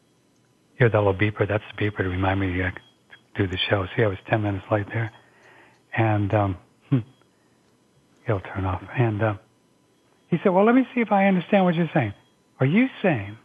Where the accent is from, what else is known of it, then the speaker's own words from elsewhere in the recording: St. Louis, Missouri, United States; I just started working at little radio stations around my hometown in St. Louis